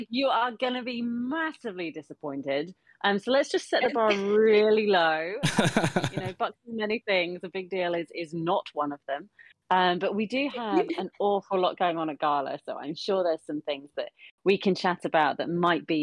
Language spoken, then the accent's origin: English; United Kingdom; as a British person